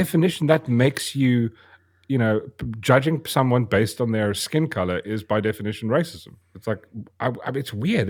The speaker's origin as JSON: {"language": "English", "country": "South Africa", "tie": "born or raised there", "said": "I am South African. That's, I was born here."}